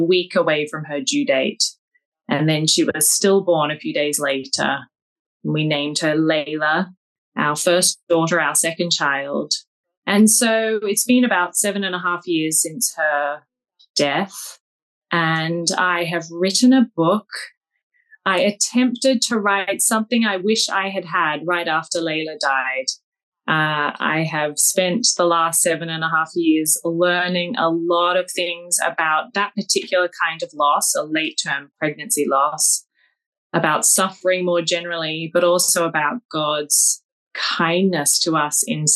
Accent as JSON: {"language": "English", "town": "Sydney", "region": "New South Wales", "country": "Australia", "tie": "born or raised there", "also_born_or_lived": "Cambridge", "moved": "as an adult", "lives_now": "Philadelphia, United States", "said": "I come from Sydney, Australia. But I've worked out that I've now spent over half my life outside of that country. So born there, traveled around as a child, then did all of my high schooling and university there."}